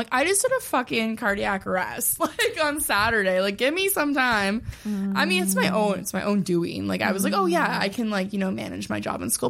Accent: Ottawa, Ontario, Canada; moved away as an adult

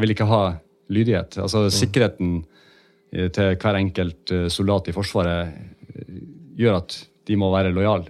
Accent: Northern Norway, Norway; moved away; jeg er jo en nordlending, så jeg, jo, eh, jeg snakker jo dialekta mi fortsatt

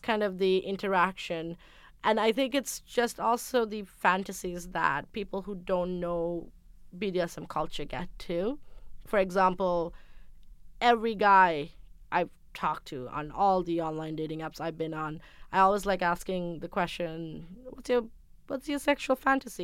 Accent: Sri Lanka; I'm from Sri Lanka. I grew up in a traditional household.

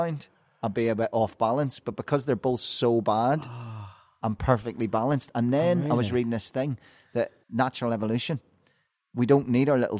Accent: Northern Ireland, United Kingdom; moved away as an adult; now in London, United Kingdom; I was flying over from Northern Ireland. I hadn't moved to London yet

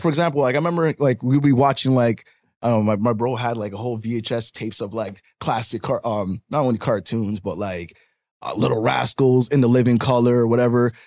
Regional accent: Toronto, Ontario, Canada; I'm originally from Parkdale. Like my hospital I was born in was St. Joe's, St. Joseph Hospital

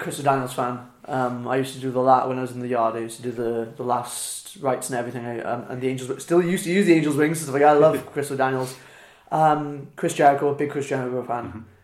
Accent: Wales, United Kingdom; accent: Welsh; moved away as an adult; also born or lived in Midlands; moving out of Wales to the Midlands made me realise how Welsh I was

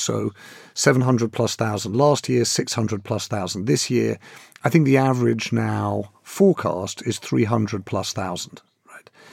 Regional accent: London, United Kingdom; I'm a Londoner

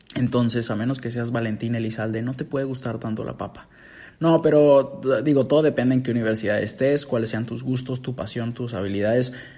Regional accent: Mexico

